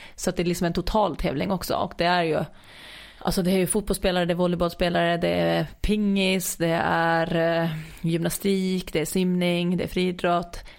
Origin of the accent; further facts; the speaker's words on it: Åland Islands; hemma på Åland